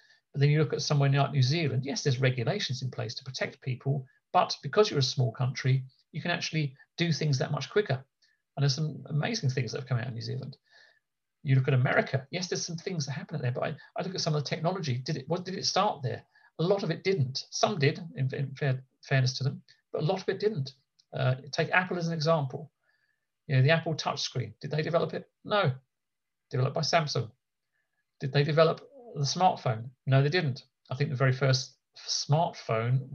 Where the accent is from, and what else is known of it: United Kingdom